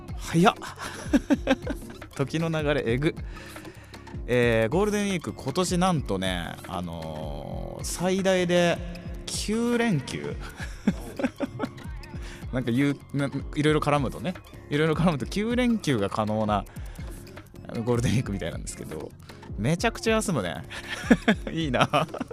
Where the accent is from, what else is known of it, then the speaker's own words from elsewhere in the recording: Gifu, Japan; 僕岐阜県出身なんですけど